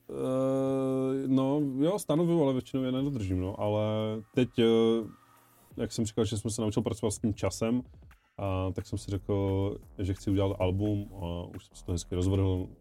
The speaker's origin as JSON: {"language": "Czech", "town": "Ostrava", "region": "Moravian-Silesian Region", "country": "Czechia", "tie": "born or raised there", "lives_now": "Havířov, Czech Republic", "said": "pocházím z Ostravy, ale bydlím teď v Havířově"}